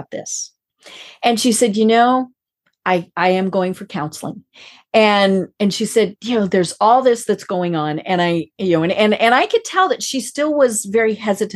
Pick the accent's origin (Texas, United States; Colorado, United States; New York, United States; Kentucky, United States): Colorado, United States; I'm from Colorado